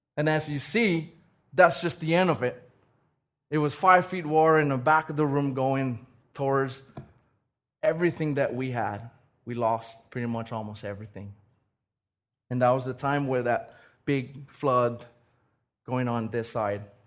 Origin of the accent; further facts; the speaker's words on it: Raiatea, Leeward Islands, French Polynesia; moved away; I was born and raised in Tahiti. And this little island called Rayatea